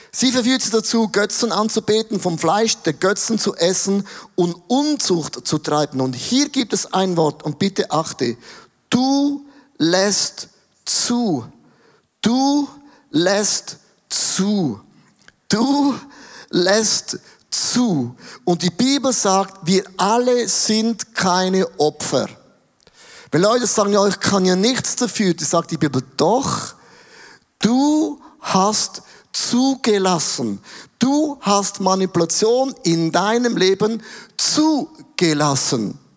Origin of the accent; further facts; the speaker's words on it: Switzerland; finde ich als Schweizer problematisch, weil wir haben ja schon alles.